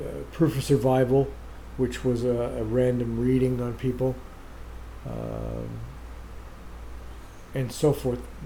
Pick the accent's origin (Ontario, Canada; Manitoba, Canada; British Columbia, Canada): Ontario, Canada; Oshawa; my mother was the co-founder of Hope Spiritualist Church here in Oshawa